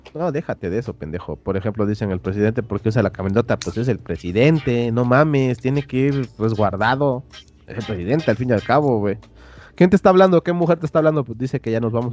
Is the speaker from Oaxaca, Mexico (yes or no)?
yes; Oaxaca, Mexico